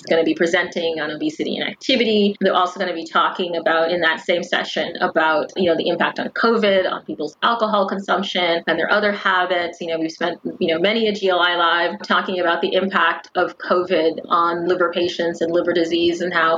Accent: United States; an American patient and patient advocate

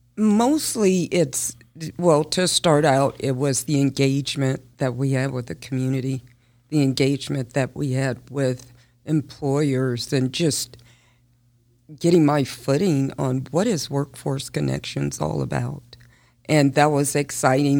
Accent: Las Vegas, Nevada, United States; I was born and raised here in Las Vegas

